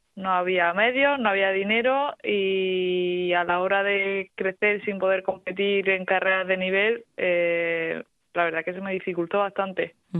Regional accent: Torre-Pacheco, Region of Murcia, Spain; por mi tierra, por Dorropacheco

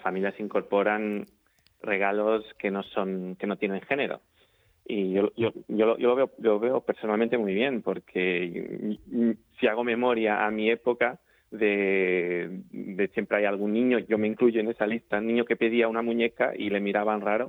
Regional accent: Portuguese border with Galicia, Norte, Portugal; Spanish is a second language; moved away as an adult; now in Murcia, Spain; soy portugués, llevo en, en, Murcia siete años, en España diecisiete y me he criado en la zona, mm, en, la frontera de Portugal con Galicia

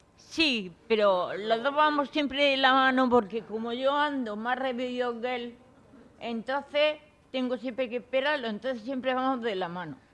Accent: Puerto Lumbreras, Region of Murcia, Spain; moved away; mi pueblo, Puerto Lumbreras, que hace mucho tiempo que no he ido

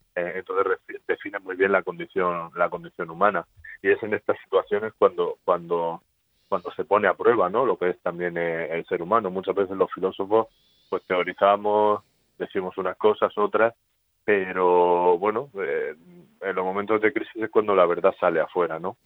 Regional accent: Spain; somos los españoles

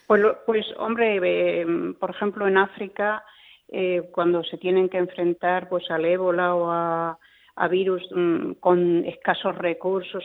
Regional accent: Spain

